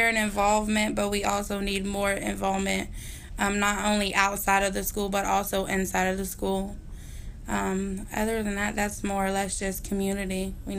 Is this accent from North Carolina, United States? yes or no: yes; North Carolina, United States; now in Youngstown, United States; I was born here, but I was raised in North Carolina